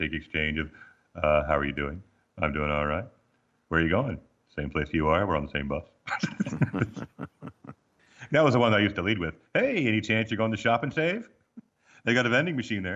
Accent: Arizona, United States; moved away as an adult; also born or lived in Baltimore, Maryland / Missouri / Illinois; now in Australia; growing up in Arizona, where it was a constant sort of medium high dryer heat all the time in life

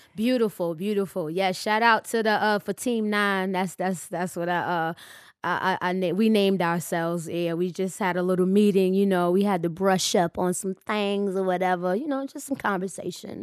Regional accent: United States; I'm from the States.

